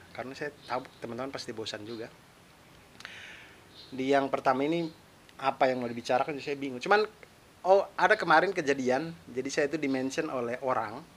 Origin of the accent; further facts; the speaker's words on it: Kupang, East Nusa Tenggara, Indonesia; Nah, itulah tempat asal saya. Saya lahir besar di Kupang, tapi di Wikipedia ditulisnya di Larantuka.